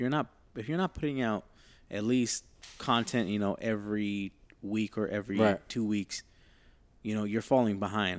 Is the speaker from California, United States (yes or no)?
yes; Los Angeles, California, United States; because we grew up in Echo Park, and that's kind of like the epicenter of just basically where the city's at, in a sense. We're like 5 minutes away from downtown